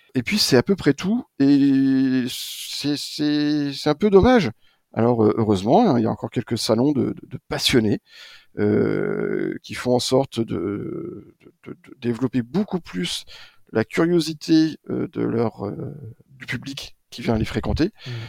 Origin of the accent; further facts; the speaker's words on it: Maine, Angers, Pays de la Loire, France; moved away as an adult; also born or lived in Strasbourg; now in Paris, France; Je suis allé faire mon UFM à Angers, dans mon maine natal